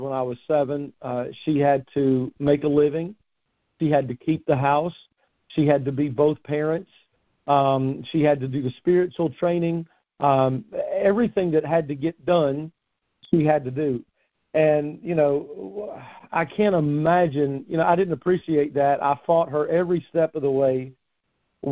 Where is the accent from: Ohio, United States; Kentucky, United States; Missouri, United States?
Kentucky, United States; Fort Knox; moved away as an adult; now in Morehead City, United States; I grew up around Fort Knox.